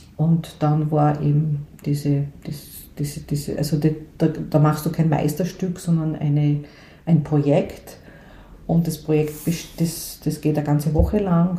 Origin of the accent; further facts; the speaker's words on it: Graz, Styria, Austria; ich bin aufgewachsen in einer sehr, äh, sag jetzt einmal, behüteten Familie. Äh, wir, ich bin aus Graz ursprünglich